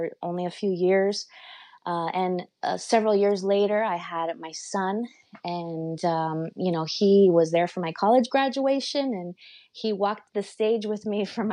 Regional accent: Los Angeles, California, United States; also born or lived in Stockton, California / Mexico City (grandparents); And then they came back to Los Angeles, and my grandparents helped raise me

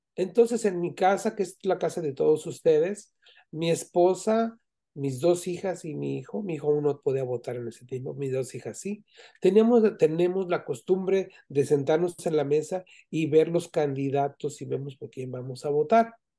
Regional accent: Zamora, Michoacán, Mexico; now in United States; yo que vivo en Estados Unidos, yo, yo soy de Michoacán, de Zamora, Michoacán, y tengo 46 años viviendo aquí en Estados Unidos

